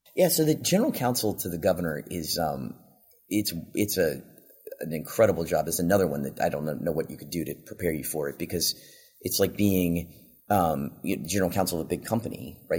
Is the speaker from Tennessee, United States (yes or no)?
no; Virginia, United States; moved away as an adult; now in Texas, United States; I grew up in Virginia and my family's in Virginia